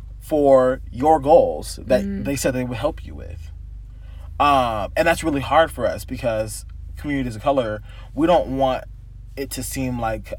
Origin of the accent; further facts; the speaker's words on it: California, United States; I'm like, oh, I'm from SoCal too. It's pretty dope.